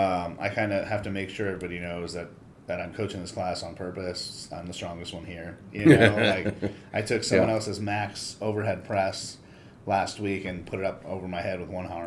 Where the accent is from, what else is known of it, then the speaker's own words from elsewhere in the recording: Monrovia, California, United States; I grew up in Monrovia.